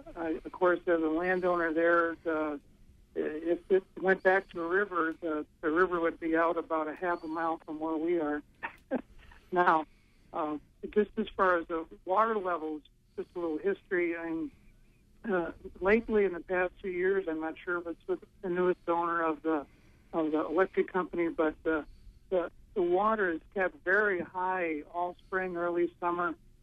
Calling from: Bar Harbor, Maine, United States; I'm from Bar Harbor, and Ron and I used to be on the Bar Harbor Planning Board together.

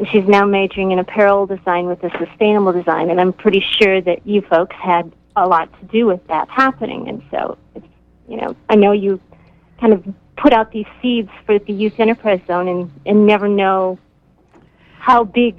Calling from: Waldo, Maine, United States; I'm calling from Waldo.

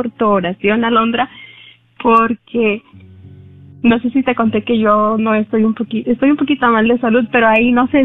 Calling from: Garland, Texas, United States; de Garland.

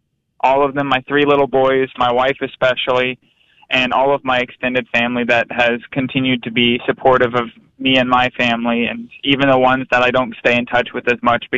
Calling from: Pensacola, Florida, United States

